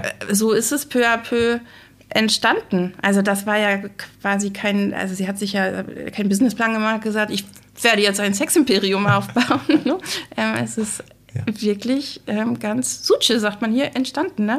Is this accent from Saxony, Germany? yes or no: no; Glücksburg, Schleswig-Holstein, Germany; also born or lived in Flensburg; ich bin 1975 geboren und hier in Glücksburg aufgewachsen, zur Grundschule gegangen